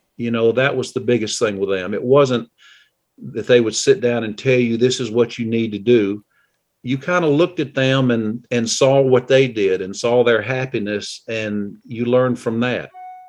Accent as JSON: {"language": "English", "town": "Green Bay", "region": "Wisconsin", "country": "United States", "tie": "born there", "said": "I was born in Green Bay when he was playing with the Packers, and my mom was a Green Bay hometown girl."}